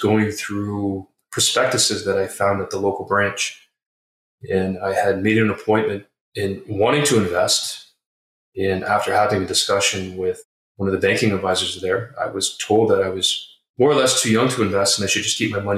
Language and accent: English; Toronto, Ontario, Canada; I am born and raised in Toronto, Ontario.